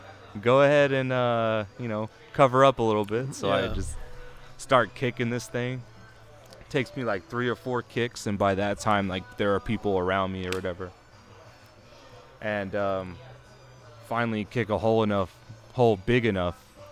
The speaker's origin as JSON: {"language": "English", "town": "Indio", "region": "California", "country": "United States", "said": "But yeah, I'm from Indio."}